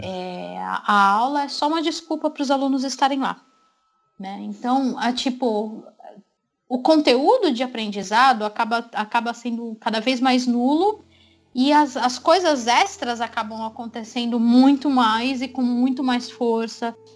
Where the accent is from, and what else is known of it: Brazil